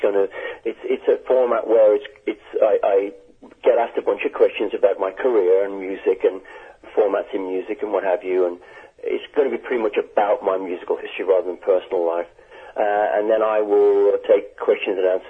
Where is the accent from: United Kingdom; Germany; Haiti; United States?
United Kingdom; England; moved away; I was born in England